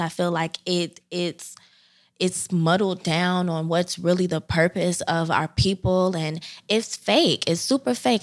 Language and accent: English; Chicago, Illinois, United States; moved away as an adult; now in Philadelphia, United States; I hail from South Side of Chicago. Um, I'm Chi Town all the way